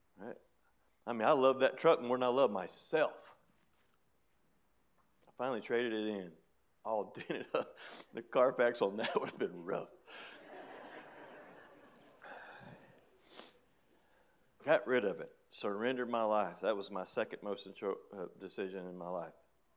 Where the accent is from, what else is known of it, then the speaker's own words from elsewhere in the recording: Hickory Flat, Georgia, United States; I grew up in Hickory Flat, Georgia.